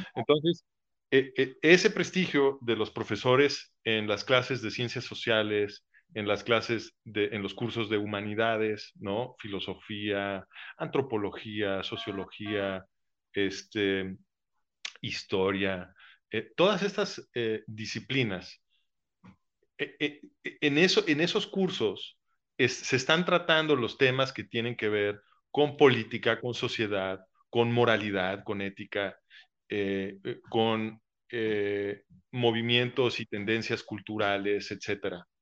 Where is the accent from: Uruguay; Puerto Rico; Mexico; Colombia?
Mexico